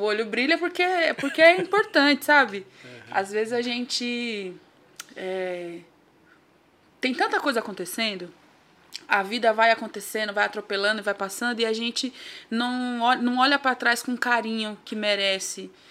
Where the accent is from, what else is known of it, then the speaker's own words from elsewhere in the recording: São Paulo, Brazil; Nascida e criada no Grajaú mais precisamente ali no Mutirão, perto do Jardim Lucélia